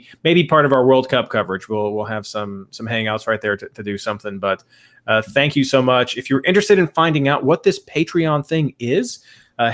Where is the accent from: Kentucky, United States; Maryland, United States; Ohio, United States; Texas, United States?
Kentucky, United States; I'm from Kentucky.